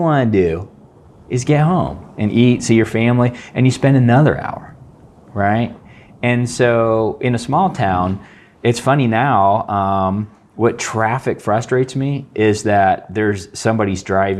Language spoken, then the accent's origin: English; San Jose, California, United States; moved away; also born or lived in Seattle; So I grew up in California in the Bay Area.